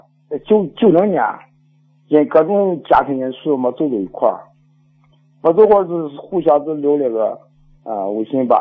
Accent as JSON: {"language": "Chinese", "region": "Shaanxi", "country": "China", "accent": "Shaanxi dialect", "said": "呃，我在讲陕西话，我不爱讲普通话，也讲不了普通话。"}